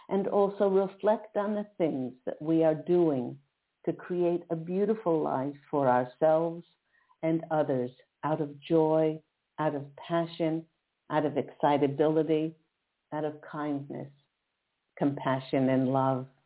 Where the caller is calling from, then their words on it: Philadelphia, Pennsylvania, United States; … from Philadelphia, Pennsylvania.